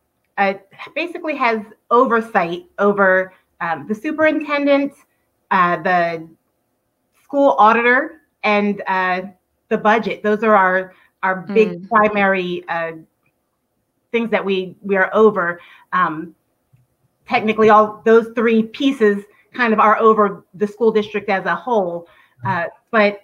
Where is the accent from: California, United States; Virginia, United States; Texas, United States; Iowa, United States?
Virginia, United States; Virginia Beach; I am almost a lifelong Virginia Beach resident. I grew up in Virginia Beach.